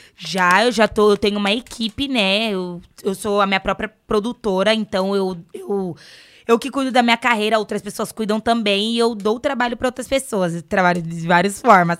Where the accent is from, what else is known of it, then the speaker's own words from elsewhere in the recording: São Paulo, Brazil; Eu vim da Coab Raposo